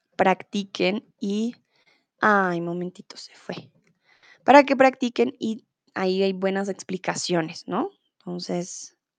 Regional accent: Bogotá, Colombia; Soy de Colombia, soy de Bogotá

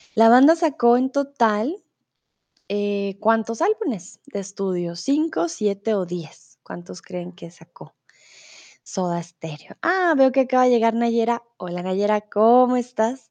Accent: Bogotá, Colombia; soy de Colombia, soy de Bogotá

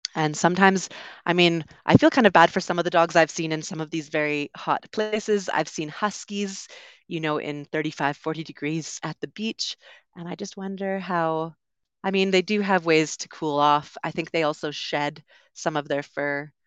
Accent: Canada; moved away as an adult; also born or lived in United Kingdom; I'm originally from Canada, also lived in the U K for a while

